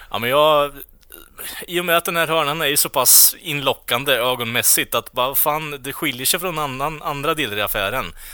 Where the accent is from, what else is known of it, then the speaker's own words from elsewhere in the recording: Norrland, Sweden; vi är från Norrland